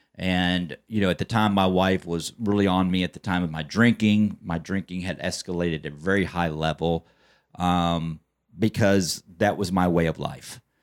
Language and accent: English; Plano, Texas, United States; I grew up in Plano my entire life